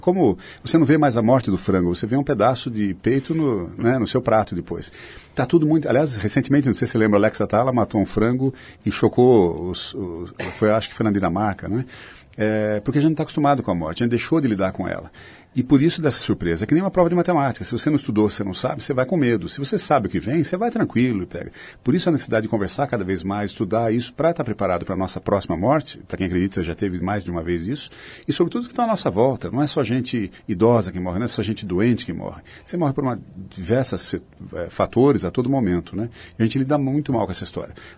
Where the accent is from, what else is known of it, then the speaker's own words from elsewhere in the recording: Sorocaba, São Paulo, Brazil; eu sou de Sorocaba